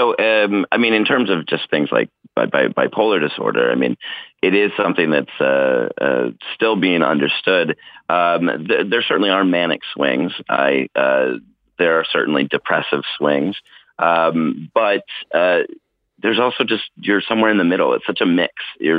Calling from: Oakland, California, United States; I'm calling from Oakland, California.

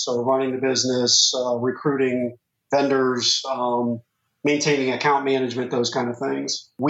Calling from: Cincinnati, Ohio, United States; I am in Cincinnati, Ohio.

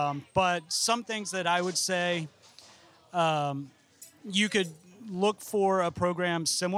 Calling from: Florida, United States; I mean, I'm speaking from Central Florida, so

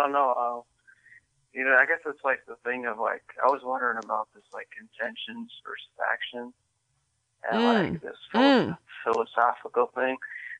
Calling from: Michigan, United States; also born or lived in Daly City; I live in Michigan now, but I used to live in Daly City.

